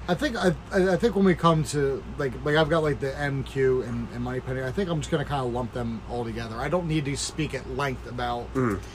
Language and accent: English; United States; being an American